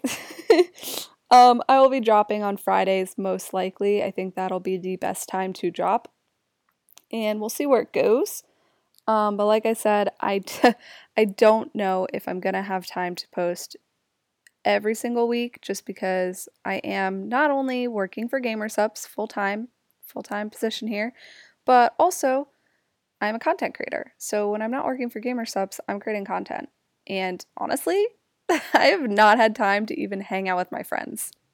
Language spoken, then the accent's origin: English; Jersey Shore, New Jersey, United States; also born or lived in Newark, New Jersey; Grew up at the Jersey Shore